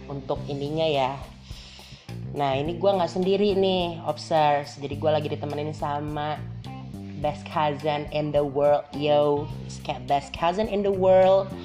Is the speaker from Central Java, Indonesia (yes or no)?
no; Kotabumi, Lampung, Indonesia; born there; karena kebetulan emang gua lagi di tanah kelahiran gue nih, coy, tanah kelahiran